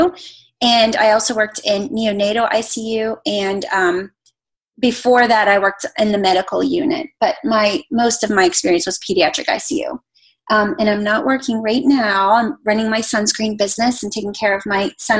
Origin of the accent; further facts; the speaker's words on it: Pittsburgh, Pennsylvania, United States; now in Atlanta, United States; I'm from Pittsburgh